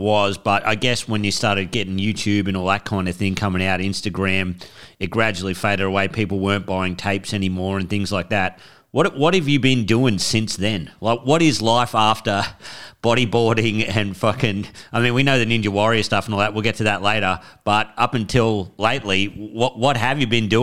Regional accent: New South Wales, Australia; moved away; I came from Boomai, like the middle of New South Wales

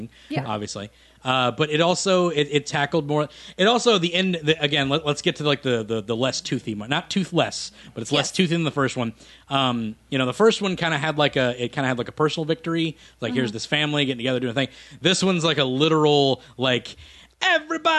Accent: Minnesota, United States; I'm from Minnesota

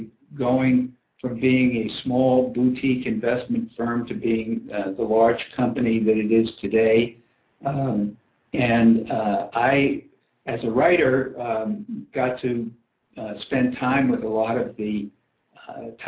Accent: outside New York City, United States; I grew up outside New York City

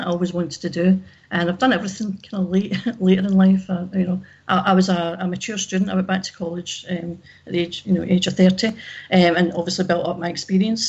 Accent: Glasgow, Scotland, United Kingdom; now in Ayr, United Kingdom; I live in Ayr, but I'm from Glasgow originally.

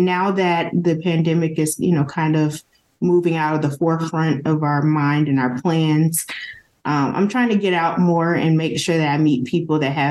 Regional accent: the South, United States; now in Las Vegas, United States; I'm from the South.

